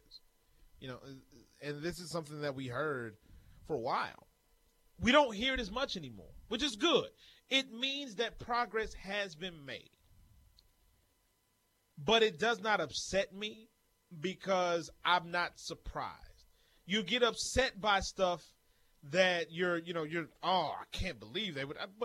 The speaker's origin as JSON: {"language": "English", "town": "Grambling", "region": "Louisiana", "country": "United States", "tie": "born or raised there", "said": "I grew up in Grambling, Louisiana."}